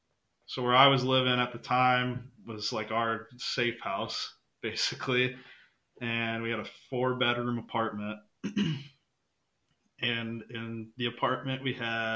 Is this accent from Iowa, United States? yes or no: yes; Mason City, Iowa, United States; moved away as an adult; also born or lived in Houston, Texas; I'm from Mason City, Iowa. I mean, little dinky town of Iowa, pretty much.